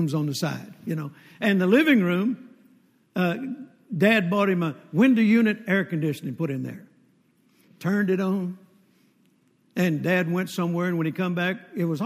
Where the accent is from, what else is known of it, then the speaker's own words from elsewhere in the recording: Mississippi, United States; moved away; also born or lived in Fort Worth, Texas; When I was born in Mississippi